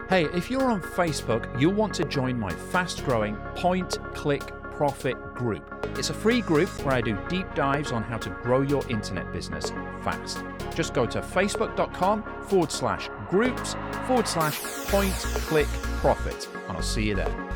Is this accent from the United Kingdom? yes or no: yes; Yorkshire and the Humber, United Kingdom; now in Scotland, United Kingdom; I'm from Yorkshire in England